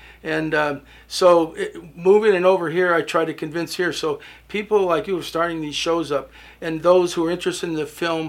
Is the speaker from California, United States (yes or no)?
yes; Los Angeles, California, United States; also born or lived in Michigan; now in Nevada, United States; I was born in Michigan, but I was raised in Los Angeles.